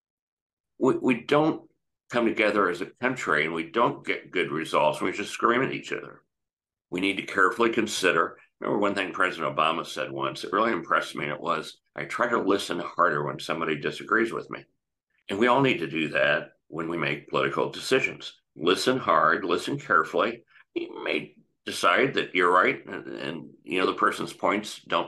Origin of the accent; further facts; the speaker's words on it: United States; as an American